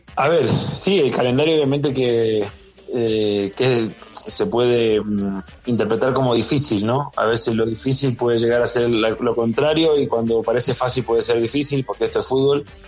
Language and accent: Spanish; Esquel, Chubut, Argentina; also born or lived in Spain / Greece / Mexico; now in Ecuador; yo soy nativo, nacido en Esquel, es que él es una ciudad en la Patagonia Argentina